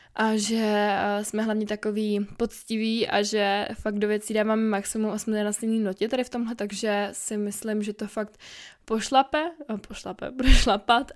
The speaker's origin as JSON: {"language": "Czech", "country": "Czechia", "said": "Já jsem dobrá Češka"}